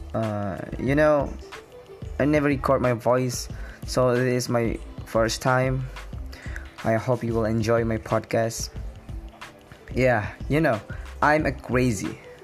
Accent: Depok, West Java, Indonesia; English is a second language; I was born in Depok

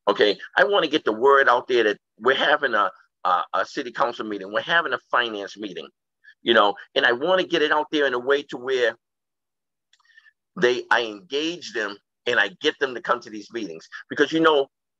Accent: Boston, Massachusetts, United States; now in Brockton, United States; Brockton, and I grew up in Boston.

